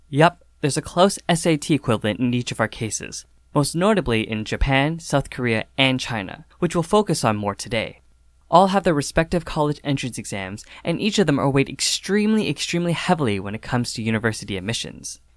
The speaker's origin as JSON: {"language": "English", "town": "Toronto", "region": "Ontario", "country": "Canada", "tie": "born or raised there", "said": "growing up in Toronto, we're often hailed as one of the most multicultural cities in North America"}